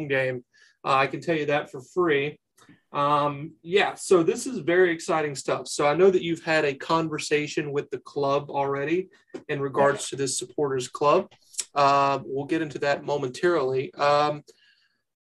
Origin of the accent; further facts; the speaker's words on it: North Carolina, United States; I'm from North Carolina